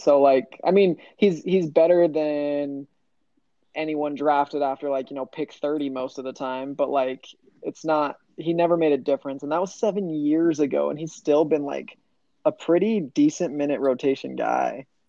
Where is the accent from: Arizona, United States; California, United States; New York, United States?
Arizona, United States; I'm from Arizona, diehard Suns fan.